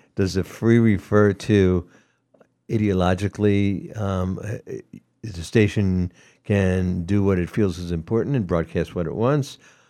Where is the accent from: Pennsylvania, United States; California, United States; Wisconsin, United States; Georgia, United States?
Georgia, United States; Atlanta; moved away; I'm from Atlanta, Georgia. So it was like hot and humid.